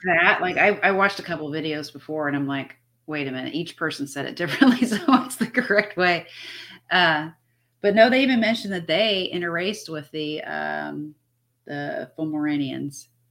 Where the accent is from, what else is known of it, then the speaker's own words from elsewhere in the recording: United States; I am Irish, but I'm from America